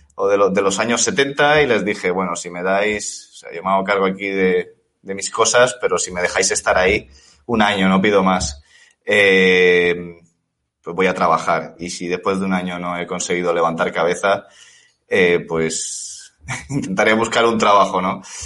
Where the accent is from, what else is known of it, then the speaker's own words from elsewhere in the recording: Elche, Valencian Community, Spain; moved away as an adult; also born or lived in Warsaw, Poland; llegué a, a, Elche, ¿no? Que es de donde, de donde soy